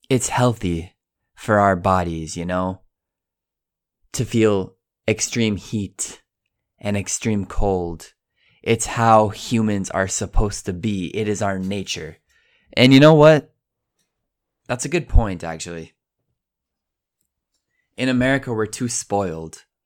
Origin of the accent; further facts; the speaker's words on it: Colorado, United States; now in Italy; I'm from Colorado. Don't forget it. I live in Italy. Don't forget it.